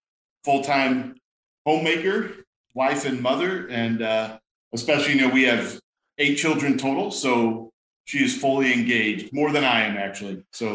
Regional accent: Missouri, United States; moved away as an adult; also born or lived in Virginia / Illinois; We came from Virginia was the last place we came before we got here. Now I grew up in Missouri, so it was nice to actually come back.

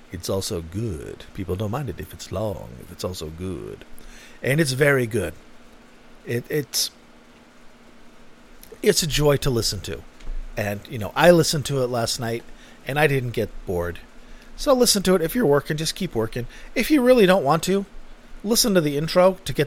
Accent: Manchester, New Hampshire, United States; It was in my hometown. It was in Manchester, New Hampshire

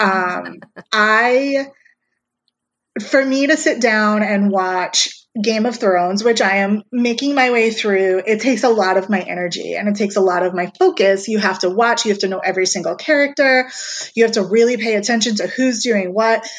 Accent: New York, United States; I was from New York

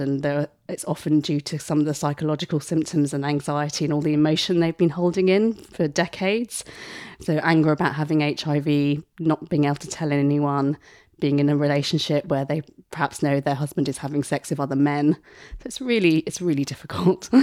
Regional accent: Essex, East of England, United Kingdom; also born or lived in Mumbai, India; I was born in Bombay, moved to Essex when I was two

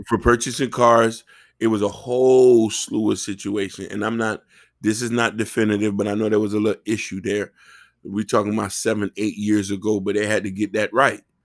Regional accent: Miami, Florida, United States; growing up in Miami

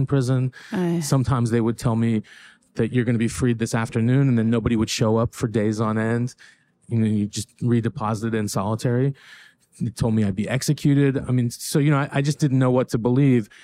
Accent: Northern California, United States; moved away as an adult; also born or lived in Iran; I grew up in Northern California.

